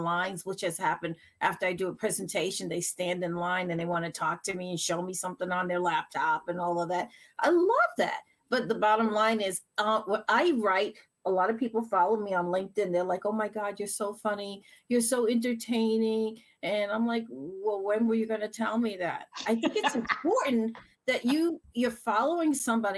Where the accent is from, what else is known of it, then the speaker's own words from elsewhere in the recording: New York City, New York, United States; now in Massachusetts, United States; I'm from New York. No. I'm from the Bronx